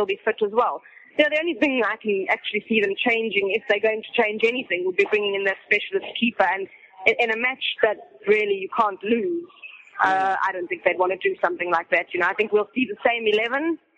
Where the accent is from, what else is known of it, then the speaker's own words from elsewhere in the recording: South Africa; I'm a South African journalist